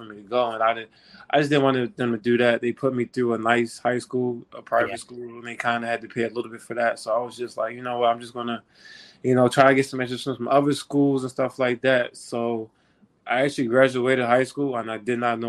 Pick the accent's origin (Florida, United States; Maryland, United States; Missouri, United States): Maryland, United States; Baltimore; I'm from Baltimore, Maryland. It's kind of, you know, I'm a big, big Baltimore person. I rep it, you know, 410